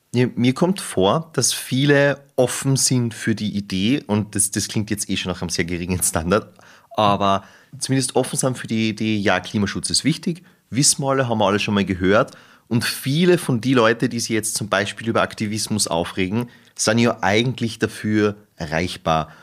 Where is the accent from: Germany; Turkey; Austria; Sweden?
Austria; Salzburg; moved away; ich komme aus Salzburg